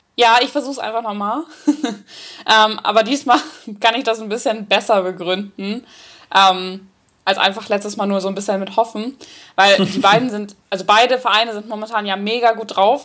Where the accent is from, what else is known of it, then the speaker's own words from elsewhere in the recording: Northern Germany, Germany; ich komme ja richtig aus dem Norden